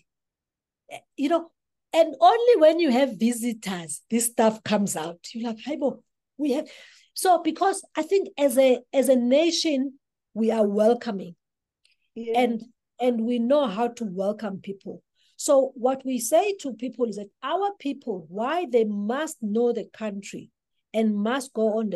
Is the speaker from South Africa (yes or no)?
yes; South Africa; I'm from South Africa